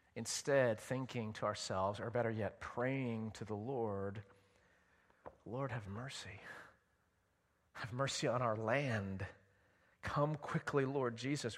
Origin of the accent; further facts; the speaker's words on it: Edison, New Jersey, United States; I grew up in Edison, New Jersey, in Middlesex County.